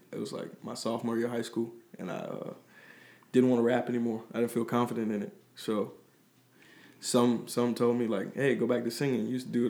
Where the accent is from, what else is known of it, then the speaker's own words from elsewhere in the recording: Chicago, Illinois, United States; Well, I'm originally from the South Suburb of Chicago. As a kid, I moved around a lot, so I was in different states